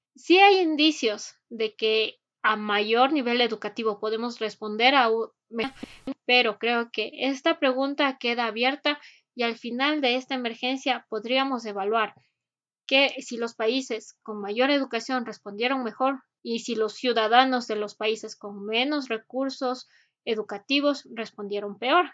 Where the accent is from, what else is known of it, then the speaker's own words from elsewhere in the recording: Ecuador; para nosotros como ecuatorianos